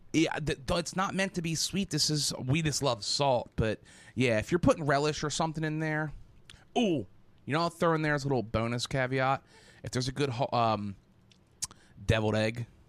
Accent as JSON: {"language": "English", "country": "United States", "said": "I'm American."}